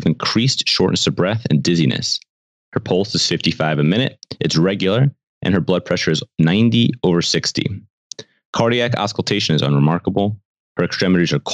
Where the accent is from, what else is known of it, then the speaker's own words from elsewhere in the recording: New York City, New York, United States; I grew up in the Upper West Side of New York originally